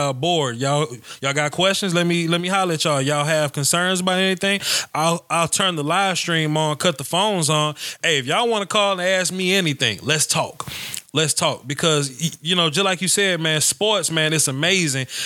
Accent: Nashville, Tennessee, United States; I'm from Nashville

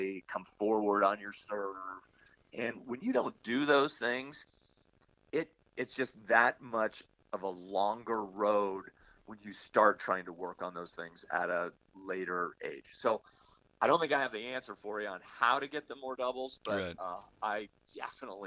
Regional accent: Palo Alto, California, United States; also born or lived in Los Angeles; Northern Cal where I grew up in Palo Alto

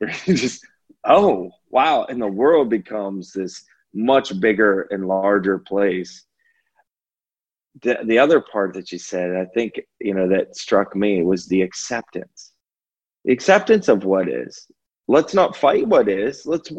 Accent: California, United States; if you're from New Jersey and I'm from California, we'll have differences in the way that we grew up.

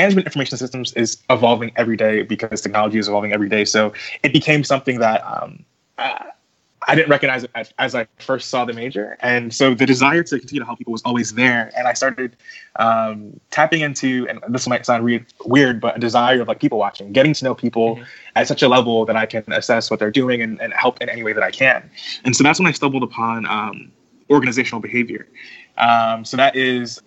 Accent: the Poconos, Pennsylvania, United States; moved away as an adult; also born or lived in Queens, New York / Philadelphia, Pennsylvania / Washington, D.C.; I was born in Queens, New York for 10 years of my life. I lived there. And then after that, my mom and I moved to the Poconos.

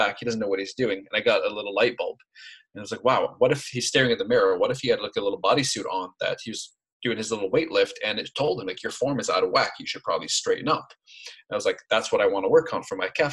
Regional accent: Lebanon; moved away as an adult; now in United States; I grew up in Lebanon, came to the US, and I went through college here

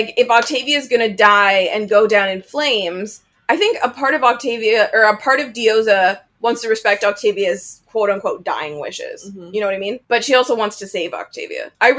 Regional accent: Canada; I'm Canadian.

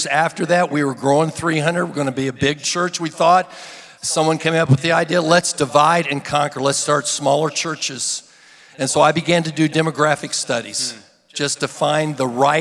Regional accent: Independence, Missouri, United States; moved away; I came from Independence, Missouri originally, Truman High School

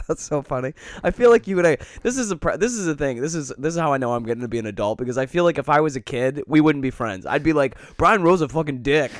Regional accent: Detroit, Michigan, United States; I grew up in Detroit

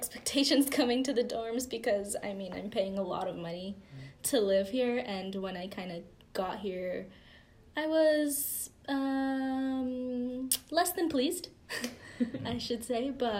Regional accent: Anaheim, California, United States; moved away as an adult; now in Bakersfield, United States; I'm from Anaheim, California, also about 3.5 hours away from here, down south.

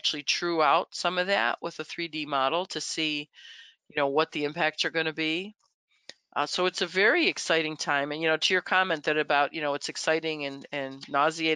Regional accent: Buffalo, New York, United States; I'm from Buffalo

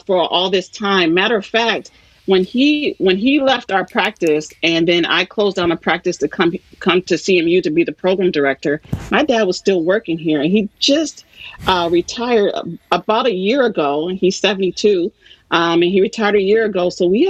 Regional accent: Saginaw, Michigan, United States; I grew up here in Saginaw, Michigan

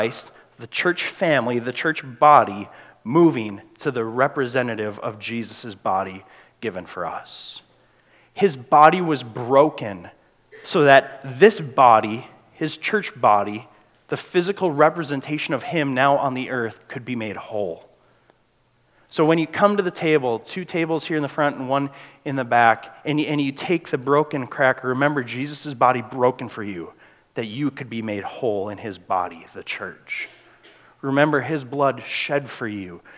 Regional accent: United States; We're Americans

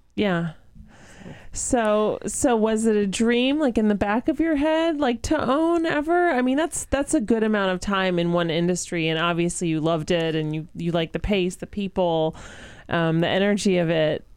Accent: Florence, Massachusetts, United States; I grew up in Florence

